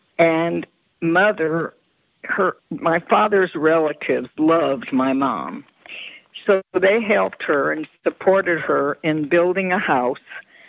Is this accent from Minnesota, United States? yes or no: no; Denver, Colorado, United States; I grew up in Denver. My parents were born and raised in Denver. They grew up on the west side because their parents came from Russia and Poland